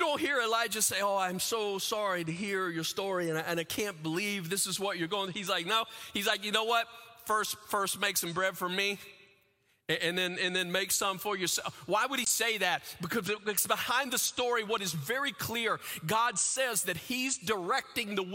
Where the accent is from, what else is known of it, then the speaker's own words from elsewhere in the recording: the South, United States; as a kid, I grew up in the South, in the middle of the center of what's called the Bible Belt